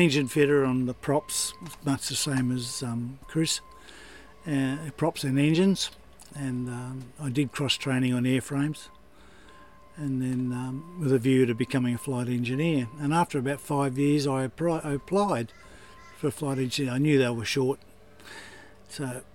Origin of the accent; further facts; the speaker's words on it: Sydney, New South Wales, Australia; I was born in Sydney and raised